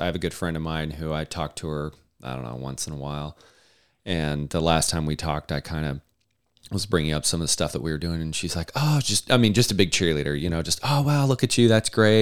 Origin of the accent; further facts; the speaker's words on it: Idaho, United States; now in Florida, United States; I actually grew up in Idaho as well